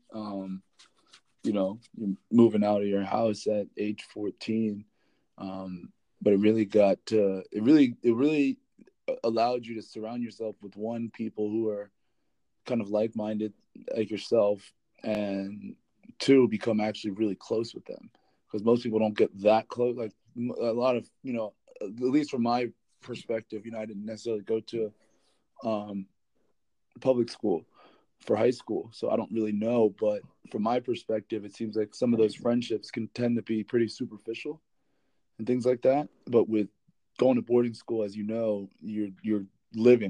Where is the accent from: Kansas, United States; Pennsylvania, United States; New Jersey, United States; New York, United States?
New Jersey, United States; Winslow Township; I grew up in Winslow Township, New Jersey, a small town in South Jersey